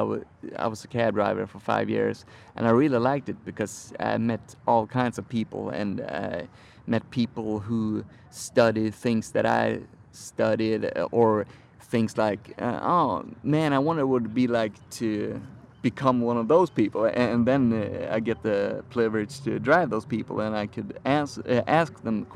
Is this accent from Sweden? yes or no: yes; Sweden; moved away as an adult; now in San Francisco, United States; I'm from Sweden.